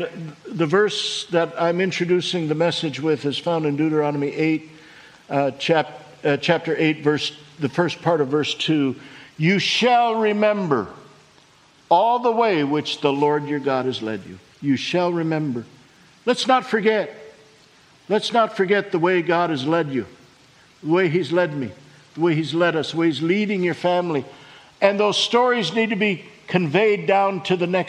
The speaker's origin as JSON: {"language": "English", "area": "Leech Lake Indian Reservation", "region": "northern Minnesota", "country": "United States", "tie": "born or raised there", "said": "we grew up on the Leech Lake Indian Reservation in northern Minnesota"}